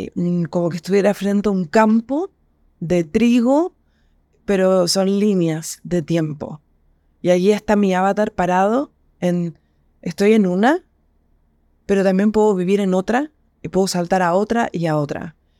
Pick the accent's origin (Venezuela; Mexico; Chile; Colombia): Chile; Yo soy chilena y estoy en Chile